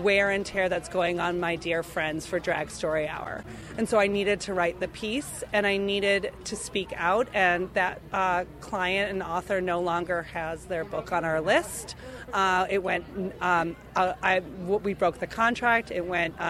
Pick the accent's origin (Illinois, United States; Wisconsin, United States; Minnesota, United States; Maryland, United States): Minnesota, United States; Minneapolis; I was raised in Minneapolis, Minnesota